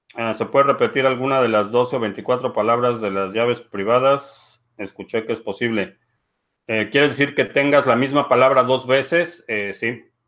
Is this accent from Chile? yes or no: no; Mexico; now in Dallas, United States; aquí en Dallas, en el área metropolitana de Dallas, Texas, hay alrededor de 1.2 millones de hispanos, de los cuales casi el 80% somos de origen mexicano